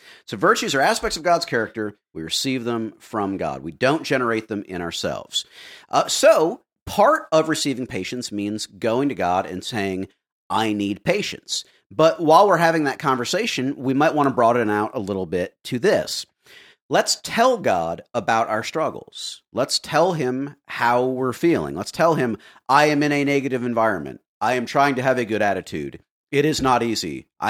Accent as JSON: {"language": "English", "region": "Florida", "country": "United States"}